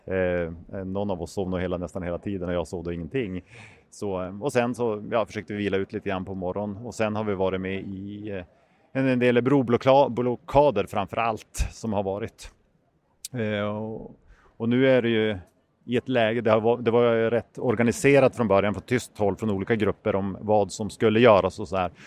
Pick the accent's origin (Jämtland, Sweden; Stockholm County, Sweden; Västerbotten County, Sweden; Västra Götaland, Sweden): Västerbotten County, Sweden; Umeå; jag kommer från Umeå